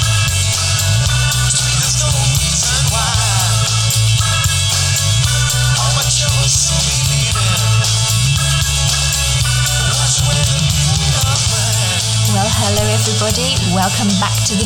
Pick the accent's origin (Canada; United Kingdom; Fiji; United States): United Kingdom; England; moved away as an adult; now in Australia; I'm from England originally, and I've only been here 18 years